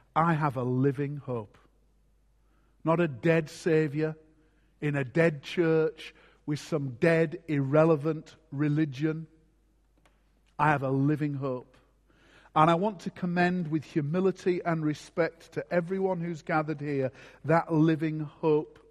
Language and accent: English; Scarborough, Yorkshire and the Humber, United Kingdom; my hometown of Scarborough in Yorkshire